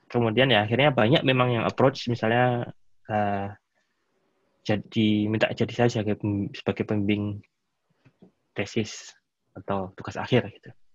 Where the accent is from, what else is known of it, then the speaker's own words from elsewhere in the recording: Indonesia; now in Germany; saya ini eh, orang Indonesia, gitu ya. saya bukan orang Jerman